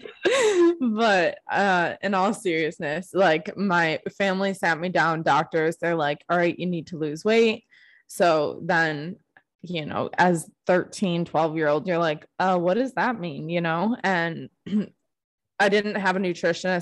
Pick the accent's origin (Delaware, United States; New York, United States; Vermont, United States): New York, United States; Buffalo; moved away as an adult; now in Phoenix, United States; I'm from Buffalo, New York